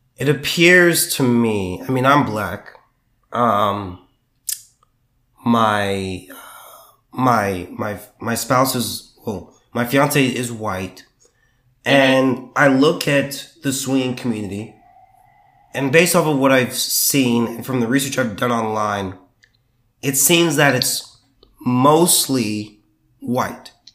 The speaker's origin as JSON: {"language": "English", "region": "southern California", "country": "United States", "also_born_or_lived": "Sacramento", "moved": "yes", "lives_now": "Texas, United States", "said": "I'm from the southern part of California"}